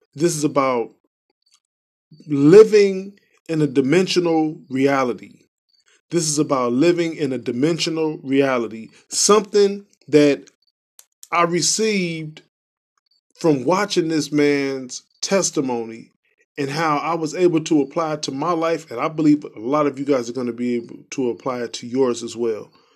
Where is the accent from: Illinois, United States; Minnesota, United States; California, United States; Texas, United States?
Illinois, United States; Chicago; I'm from Chicago